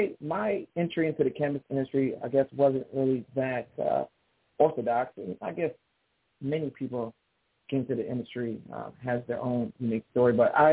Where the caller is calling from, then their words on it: Detroit, Michigan, United States; I'm doing well from Detroit, Michigan. We're enjoying this new fall weather.